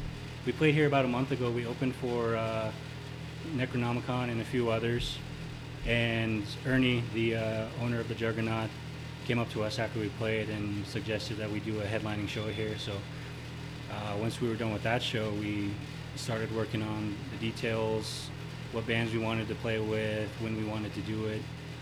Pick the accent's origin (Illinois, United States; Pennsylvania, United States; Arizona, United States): Arizona, United States; Ganado; I play drums for the band. I'm from Ganado, Arizona.